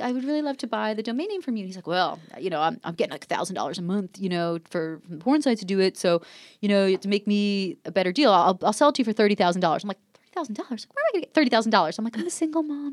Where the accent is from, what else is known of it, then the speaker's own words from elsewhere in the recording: New Jersey, United States; moved away; I was growing up in New Jersey